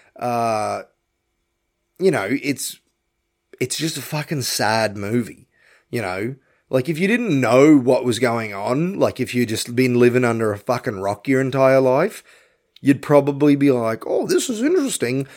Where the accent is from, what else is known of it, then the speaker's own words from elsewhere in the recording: Australia; I'm an Aussie